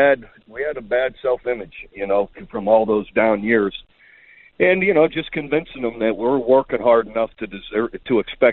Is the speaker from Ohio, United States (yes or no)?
yes; Youngstown, Ohio, United States; Yeah, it's a tough town, steel mill town, and heck, we did everything, man. We grew up in neighborhoods where you had a gang of guys